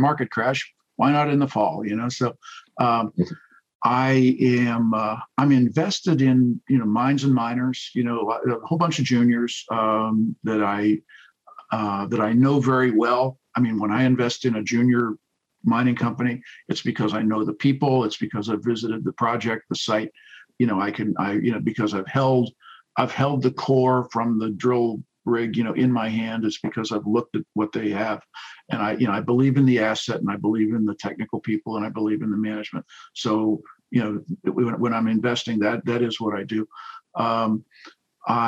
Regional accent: United States; I'm an American, you know, retired military guy

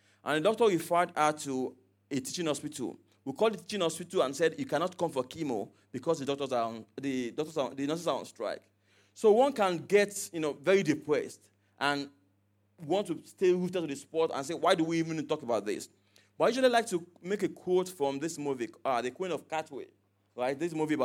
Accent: Nigeria; I was from Nigeria

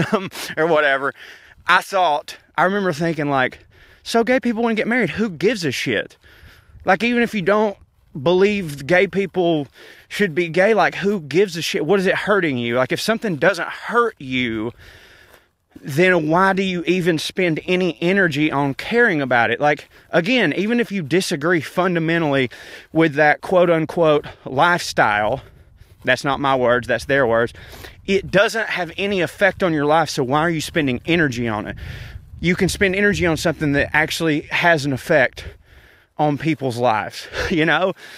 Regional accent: the South, United States; being in a small southern town

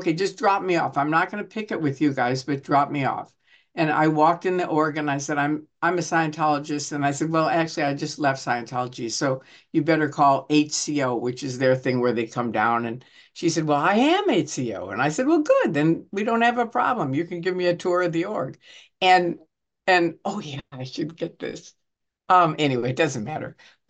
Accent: Chicago, Illinois, United States; also born or lived in Kansas City; I was born in Kansas City. I was raised in Chicago, but I was born in Kansas City where my grandparents are

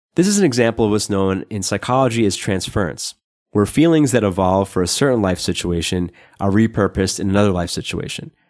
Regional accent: New York, United States; I grew up in New York

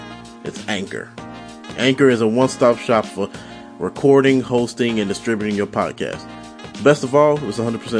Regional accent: St. Louis, Missouri, United States; also born or lived in Las Vegas, Nevada; My hometown is basically St. Louis. But I was born here in Vegas

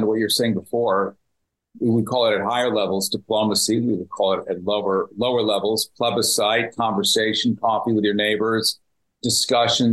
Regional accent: United States; I speak as an American

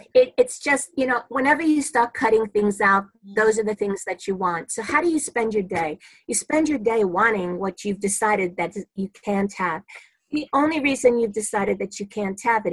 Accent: New York City, New York, United States; I'm a New Yorker, born and bred in Brooklyn

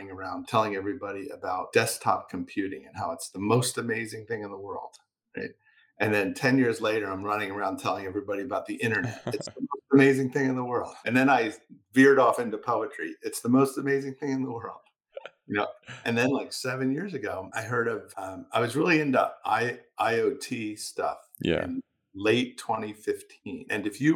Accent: Philadelphia, Pennsylvania, United States; a community college in my hometown, which is Philadelphia, Pennsylvania.

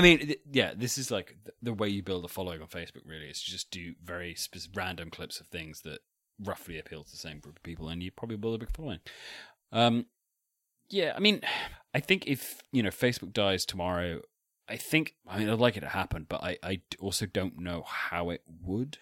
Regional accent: Salisbury, South West England, United Kingdom; I'm from Salisbury

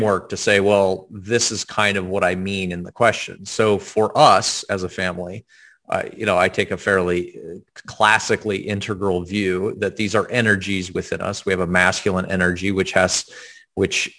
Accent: the South, United States; I was raised in the South

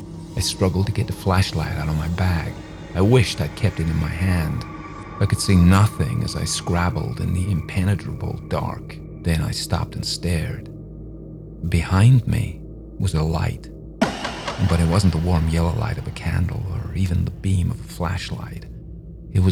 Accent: Atlanta, Georgia, United States; I come from Atlanta, Georgia, though I don't sound like I'm from Atlanta, apparently.

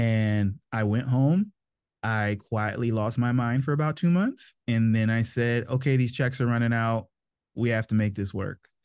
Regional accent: Maryland, United States; also born or lived in North Carolina; I grew up in Maryland mostly. My parents were in the Army when I was born, so I was actually born in North Carolina, but the majority of my memories were made in Maryland

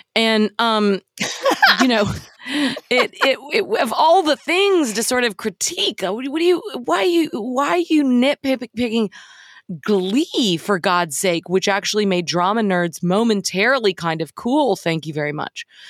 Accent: Dallas, Texas, United States; I grew up in Dallas

